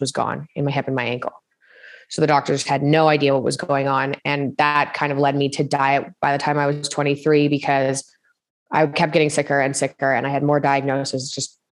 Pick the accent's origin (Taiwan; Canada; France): Canada; Toronto, Ontario; also born or lived in Montreal; Grew up, spent most of my childhood in Toronto in Canada